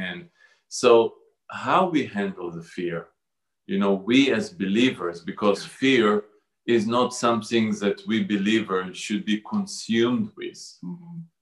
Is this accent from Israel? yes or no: yes; Jerusalem, Jerusalem District, Israel; I was born in Jerusalem um, to a conservative Jewish family.